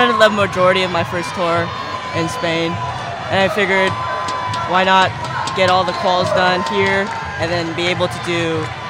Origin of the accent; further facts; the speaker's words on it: Aliso Viejo, California, United States; I'm from Aliso Viejo, California.